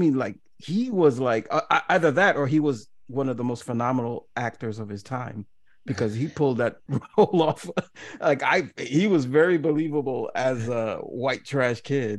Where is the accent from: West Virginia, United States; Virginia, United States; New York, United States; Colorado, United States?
New York, United States; New York City; I'm born and bred in New York.